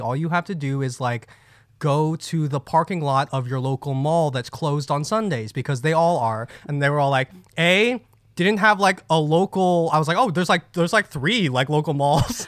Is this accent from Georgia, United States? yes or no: no; New Jersey, United States; I grew up in Jersey. Jersey, boy.